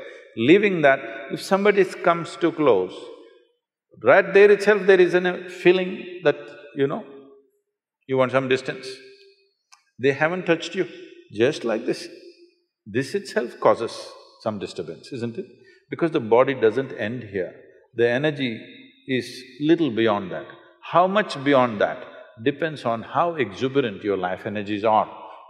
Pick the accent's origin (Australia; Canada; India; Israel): India; South India; English is a second language; In South India, without having a shower, we won't step out of our home.